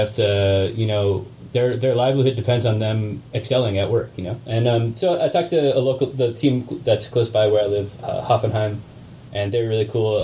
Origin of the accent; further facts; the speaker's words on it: United States; now in Germany; I'm obviously an American.